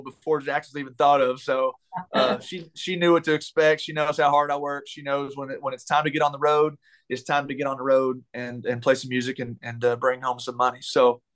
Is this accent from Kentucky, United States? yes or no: yes; Taylorsville, Kentucky, United States; moved away as an adult; now in Nashville, United States; my hometown of Taylorsville